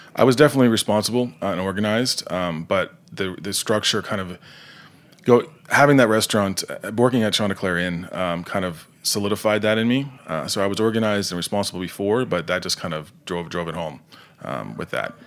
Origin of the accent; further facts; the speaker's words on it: rural Nova Scotia, Canada; moved away; also born or lived in New Jersey; I'm not from Halifax, the, the, the, the capital, but I'm from, uh, just south